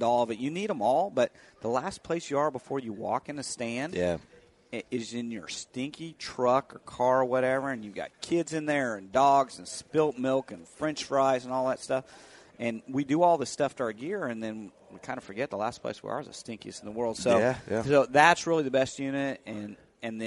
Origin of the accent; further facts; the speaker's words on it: Kansas, United States; I grew up bird hunting in Kansas